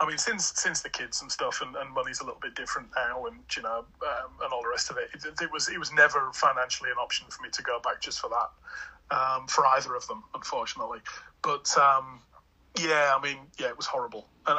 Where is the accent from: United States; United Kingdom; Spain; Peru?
United Kingdom; England; moved away as an adult; now in Australia; if you come over as an English guy who's used to grafting and used to actually doing a bit of actual work and getting your hands dirty